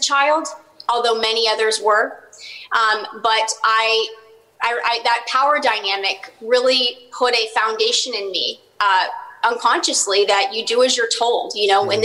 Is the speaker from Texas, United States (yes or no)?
yes; Dallas, Texas, United States; my hometown of Dallas, Texas